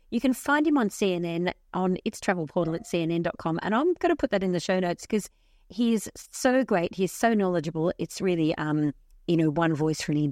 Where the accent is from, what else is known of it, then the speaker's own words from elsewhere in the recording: Tasmania, Australia; Coming back through Melbourne Airport before the tour, which I was from Tasmania, it was full of Tasmanian Swifties.